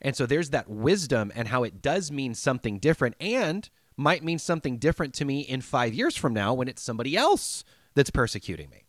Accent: United States; I'm an American

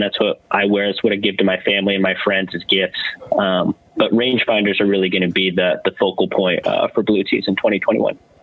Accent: California, United States; we're all from California

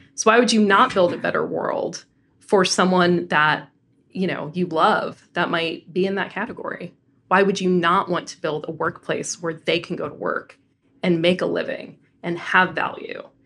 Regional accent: Denver, Colorado, United States; moved away; I am a very proud Coloradan. So born and raised in Denver

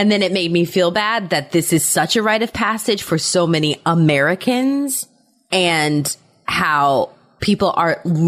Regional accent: Germany; I did not have that because I grew up in Germany.

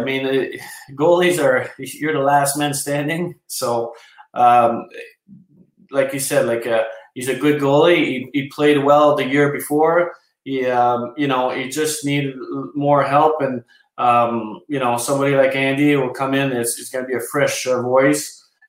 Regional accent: Canada; everything catch up with us as a Canadian.

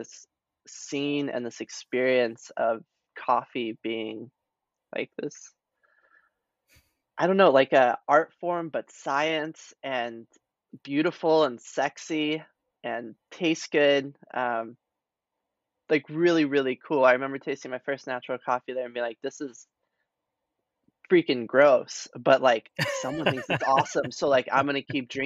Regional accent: New Mexico, United States; moved away as an adult; also born or lived in Chicago; I'm actually originally from New Mexico, went to school in Chicago at DePaul

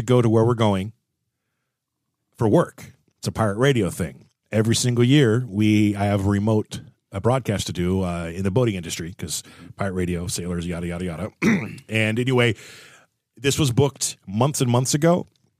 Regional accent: Southern California, United States; I grew up in Southern California

